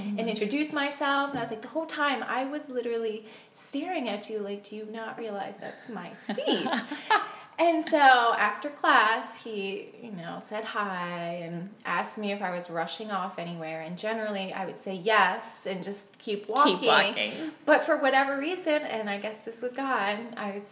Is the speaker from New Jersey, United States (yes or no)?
no; Montgomery County, Maryland, United States; also born or lived in Crofton, Maryland / Towson, Maryland; I'm Maryland born and raised